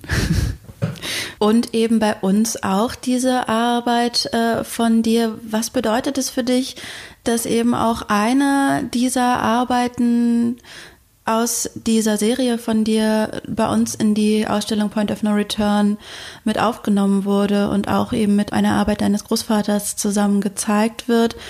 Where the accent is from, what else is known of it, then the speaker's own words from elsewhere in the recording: East Germany, Germany; wir sind auch beide in Ostdeutschland geboren